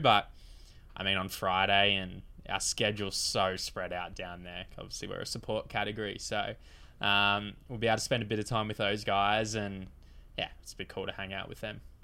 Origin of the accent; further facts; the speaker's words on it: Queensland, Australia; a very proud Queenslander